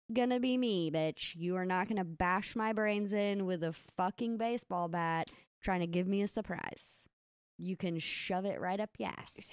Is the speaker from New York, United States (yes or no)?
no; Kentucky, United States; lake we grew up swimming in in Kentucky.